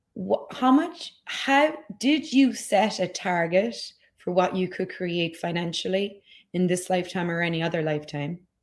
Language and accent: English; Ireland; moved away; I grew up in Ireland